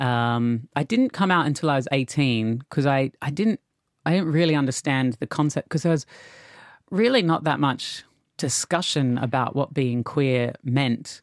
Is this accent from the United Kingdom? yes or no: no; Australia; growing up in Australia